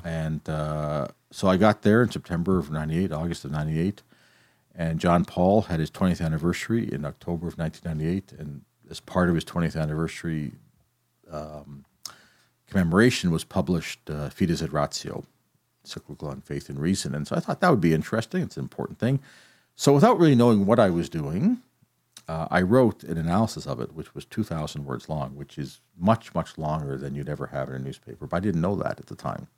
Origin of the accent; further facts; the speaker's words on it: Calgary, Alberta, Canada; moved away as an adult; now in Kingston, Canada; I grew up in Calgary, where my family is, but I came to Queens.